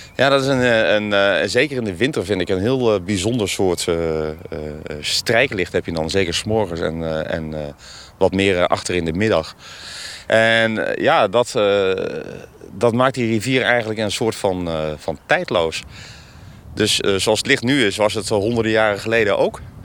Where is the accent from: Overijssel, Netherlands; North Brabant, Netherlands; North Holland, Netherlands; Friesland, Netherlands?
Overijssel, Netherlands; Wijhe; Ik ben zelf geboren en getogen in Weijen. Dat ligt natuurlijk ook aan de IJssel.